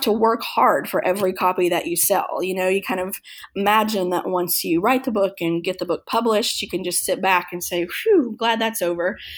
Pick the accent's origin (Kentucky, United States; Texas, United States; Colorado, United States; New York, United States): Kentucky, United States; moved away; my hometown in Kentucky